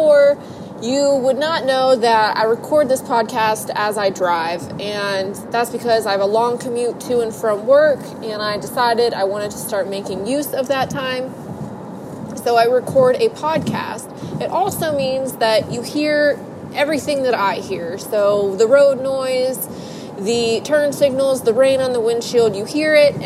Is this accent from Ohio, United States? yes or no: yes; Ohio, United States; I'm from Ohio